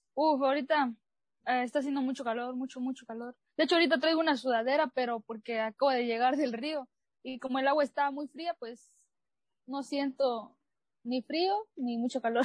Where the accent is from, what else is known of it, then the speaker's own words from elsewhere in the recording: Chiapas, Mexico; soy chiapaneca de corazón